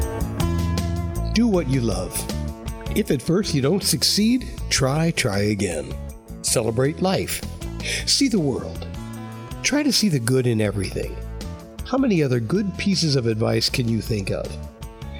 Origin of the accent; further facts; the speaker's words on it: Chicago, Illinois, United States; I'm from Chicago